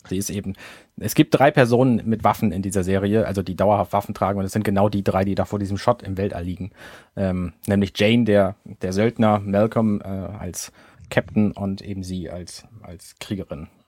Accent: Germany; Finde ich als Deutsch natürlich sehr lustig.

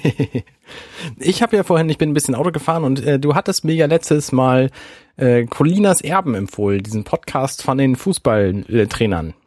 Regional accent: Hamburg, Germany; als Hamburger

